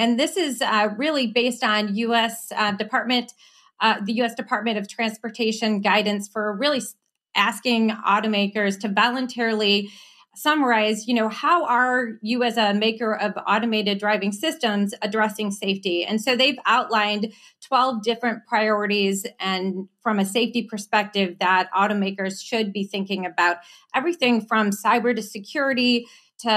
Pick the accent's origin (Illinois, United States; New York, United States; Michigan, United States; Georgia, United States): Michigan, United States; Southeast; I grew up in Southeast Michigan, so I bleed the auto industry